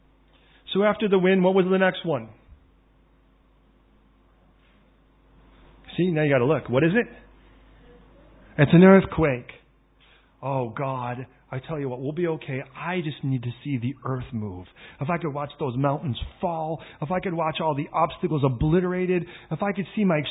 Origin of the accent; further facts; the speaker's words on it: Chicago, Illinois, United States; now in London, United Kingdom; I come from originally from Chicago. They call it the Windy City.